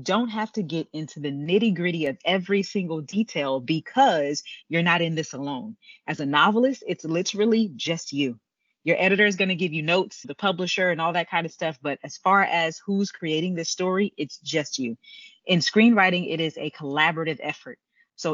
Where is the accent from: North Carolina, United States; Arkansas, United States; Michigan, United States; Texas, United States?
Texas, United States; Houston; I grew up in Houston, Texas